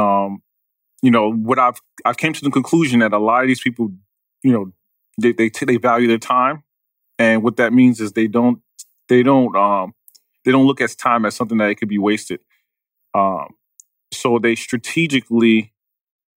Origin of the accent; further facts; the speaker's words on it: New York City, New York, United States; I'm from Queens.